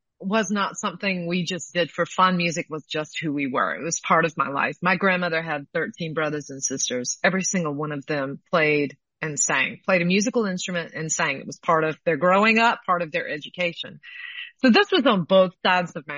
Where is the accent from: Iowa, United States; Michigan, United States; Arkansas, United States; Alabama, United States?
Alabama, United States; I'm actually in Alabama, where I grew